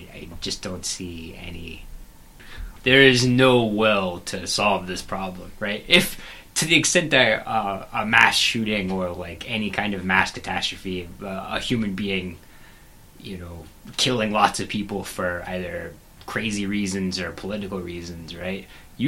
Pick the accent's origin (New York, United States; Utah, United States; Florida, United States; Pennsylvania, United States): New York, United States; I am a New Yorker